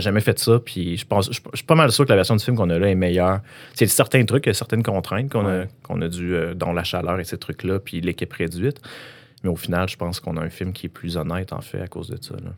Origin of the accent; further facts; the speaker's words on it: Quebec, Canada; dans mon village natal, qui n'est pas, qui est pas val mais j'habitais juste à côté